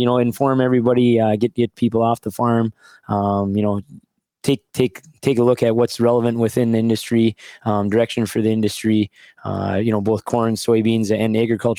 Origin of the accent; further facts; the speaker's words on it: Wolford, North Dakota, United States; 20 years ago, I came back home to farm.